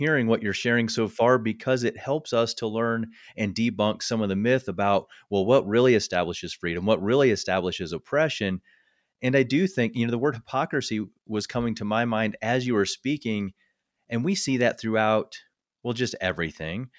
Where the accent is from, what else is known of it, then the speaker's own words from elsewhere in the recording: Midwest, United States; now in Colorado, United States; I was born and raised in the Midwest